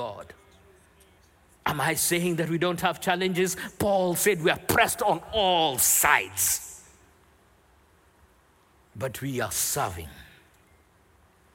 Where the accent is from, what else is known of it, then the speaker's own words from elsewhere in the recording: Nairobi, Kenya; Growing up in Nairobi, Kenya